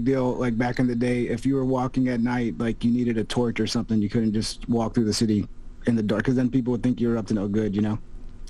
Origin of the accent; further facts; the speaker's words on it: San Antonio, Texas, United States; I'm from San Antonio.